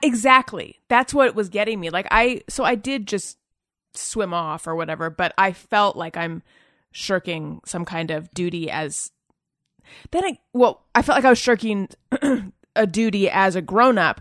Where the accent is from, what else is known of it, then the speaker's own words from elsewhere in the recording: Southern California, United States; also born or lived in New York; I'm from Southern California originally